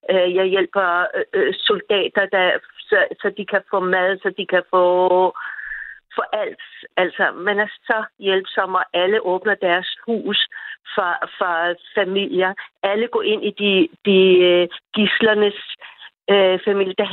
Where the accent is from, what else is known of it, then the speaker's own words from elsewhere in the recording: Denmark; moved away as an adult; now in Israel; jeg er dansker, og jeg følger med i alle danske nyheder